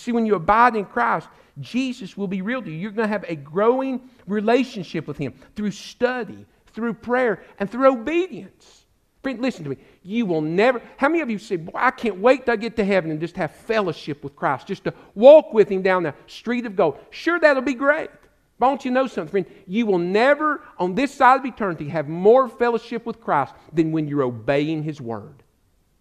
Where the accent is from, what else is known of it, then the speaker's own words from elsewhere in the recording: United States; also born or lived in Alabama; now in East Tennessee, United States; I grew up in the Smoky Mountains.